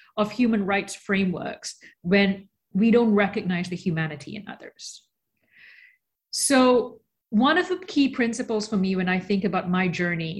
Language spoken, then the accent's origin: English; Australia; also born or lived in Malaysia; now in New York, United States; I was born in Malaysia. I grew up in Australia. I now live in New York.